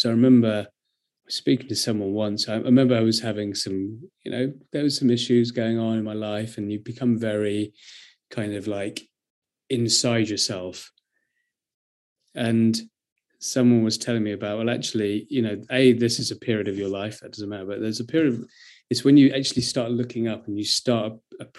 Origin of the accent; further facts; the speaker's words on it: near Brighton, South East England, United Kingdom; I grew up near Brighton